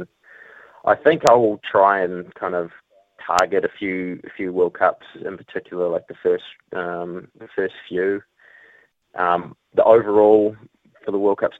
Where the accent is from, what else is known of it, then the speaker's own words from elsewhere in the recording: New Zealand; I had that spot as a Kiwi rider